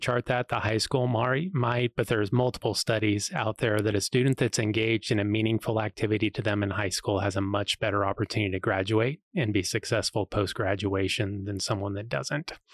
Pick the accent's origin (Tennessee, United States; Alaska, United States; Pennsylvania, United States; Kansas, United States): Kansas, United States; Ellsworth; also born or lived in Missouri; now in Manhattan, United States; I was, grew up in Ellsworth